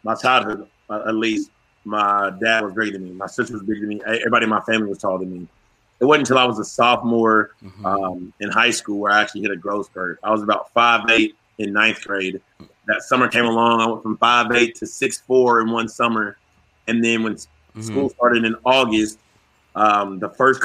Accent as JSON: {"language": "English", "town": "Fayetteville", "region": "Arkansas", "country": "United States", "said": "I'm being from Fayetteville, Arkansas"}